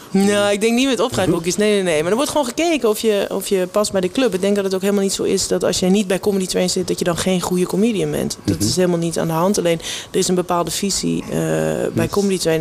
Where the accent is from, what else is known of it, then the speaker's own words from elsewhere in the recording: Everdingen, Utrecht, Netherlands; moved away as an adult; also born or lived in North Holland; now in Amsterdam, Netherlands; ik heb het gevoel dat ik wel opgegroeid ben in Everdingen... omdat ik daar vanaf mijn negende ongeveer woon